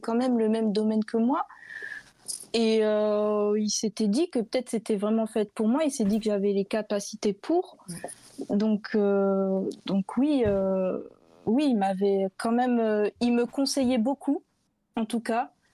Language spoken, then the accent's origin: French; Bordeaux, Nouvelle-Aquitaine, France; je suis bordelaise